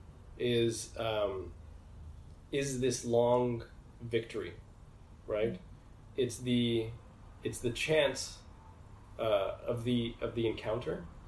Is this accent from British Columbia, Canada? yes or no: no; Edmonton, Alberta, Canada; moved away as an adult; also born or lived in Egypt / Montreal; I was born in Edmonton in Western Canada